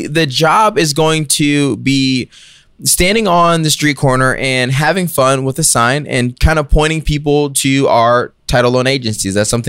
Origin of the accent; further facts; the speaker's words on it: Georgia, United States; Really? I'm from Gwinnett.